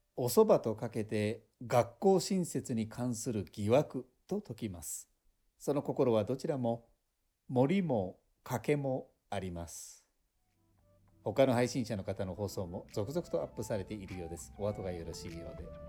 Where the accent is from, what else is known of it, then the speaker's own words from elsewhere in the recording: Tohoku, Japan; also born or lived in Yogyakarta, Indonesia; now in North Kanto, Japan; 私は生まれが東北